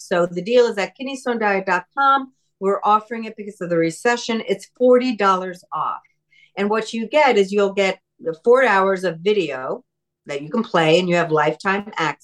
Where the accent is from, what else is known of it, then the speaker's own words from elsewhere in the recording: New York, United States; When I was growing up in New York